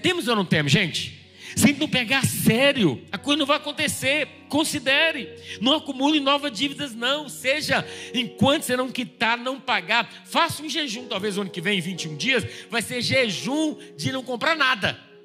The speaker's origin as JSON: {"language": "Portuguese", "country": "Brazil", "said": "a gente é brasileira"}